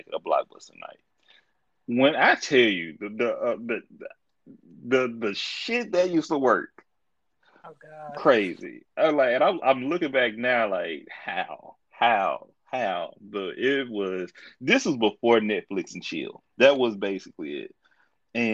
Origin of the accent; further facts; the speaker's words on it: Texas, United States; I am from Texas